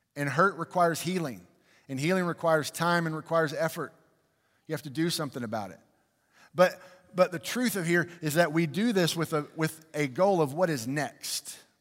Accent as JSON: {"language": "English", "country": "United States", "said": "I love being American."}